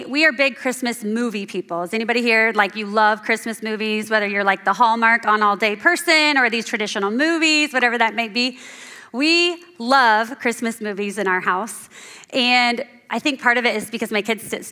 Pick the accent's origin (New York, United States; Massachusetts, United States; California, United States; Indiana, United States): Indiana, United States; Central; moved away as an adult; now in Hudsonville, United States; I'm from Central Indiana, and about a year ago, our family moved to Hudsonville